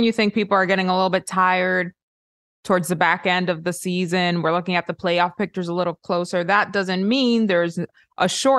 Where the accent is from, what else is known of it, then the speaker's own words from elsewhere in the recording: Miami, Florida, United States; Right. Like, this is my hometown team.